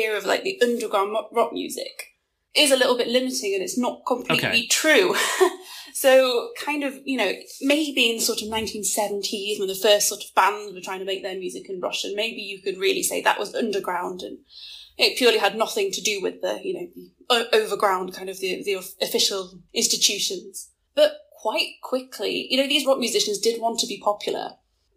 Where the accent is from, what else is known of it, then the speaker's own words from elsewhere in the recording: England, United Kingdom; coming from England